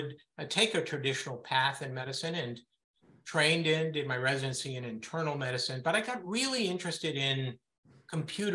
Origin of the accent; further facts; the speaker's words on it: Berkeley, California, United States; moved away as an adult; also born or lived in Israel; I grew up in Berkeley, California, the son of academics